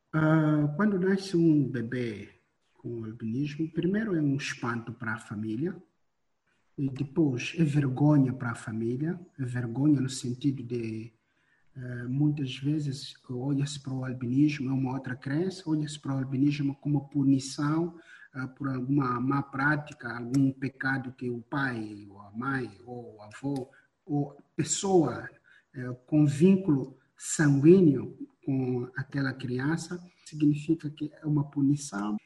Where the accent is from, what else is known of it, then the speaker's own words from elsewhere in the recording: Mozambique; Eu nasci, cresci ainda hoje em Moçambique